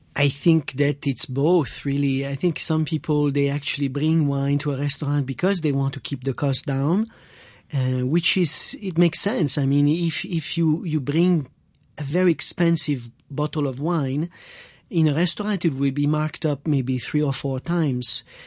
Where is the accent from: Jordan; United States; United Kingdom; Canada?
Canada; Quebec; I am French Canadian uh, from Quebec.